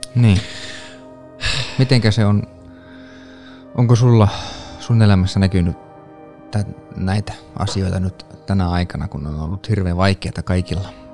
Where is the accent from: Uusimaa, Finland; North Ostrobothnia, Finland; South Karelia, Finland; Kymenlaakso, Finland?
North Ostrobothnia, Finland; Kempele; now in Tampere, Finland; kävin kotiseudullani Oulussa. Kempeleessä